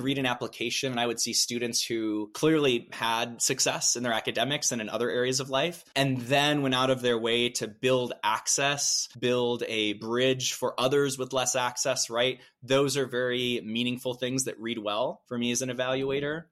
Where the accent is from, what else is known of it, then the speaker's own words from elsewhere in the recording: Midwest, United States; as a Midwesterner